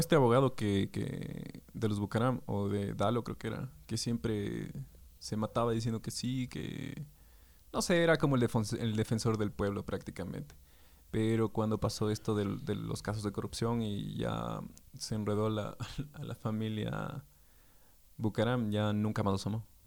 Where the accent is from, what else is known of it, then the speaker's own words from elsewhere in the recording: Ecuador; Como somos todos los ecuatorianos, no decimos pocos, decimos poquito